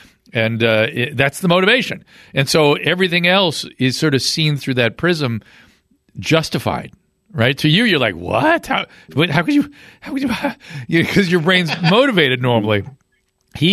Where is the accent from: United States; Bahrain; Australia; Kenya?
Australia; I'm from Australia. I lived in Australia. That's Asian enough.